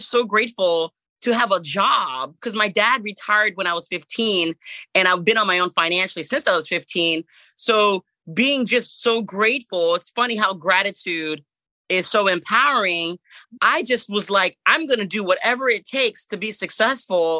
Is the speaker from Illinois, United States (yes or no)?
no; Jacksonville, Florida, United States; also born or lived in Port-au-Prince, Haiti; I came to America, Jacksonville, Florida, in 1982. So I've been in Jacksonville pretty much all of my life